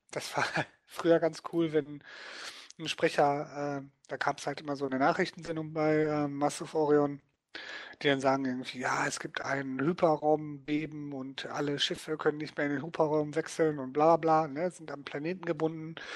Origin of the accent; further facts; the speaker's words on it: Dortmund, North Rhine-Westphalia, Germany; eine Gruppe von Leuten hier in meiner Heimatstadt Dortmund, die sich dann getroffen haben